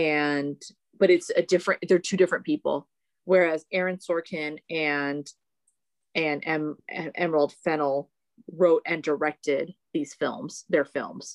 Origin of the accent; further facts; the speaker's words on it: Philippines; I'm Filipino